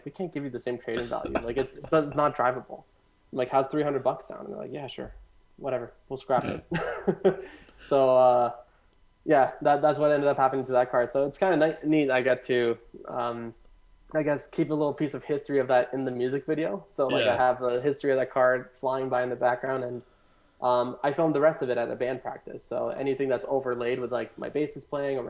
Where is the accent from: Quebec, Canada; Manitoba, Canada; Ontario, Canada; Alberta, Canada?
Ontario, Canada; Caledon; also born or lived in Hamilton; I grew up in Caledon in that house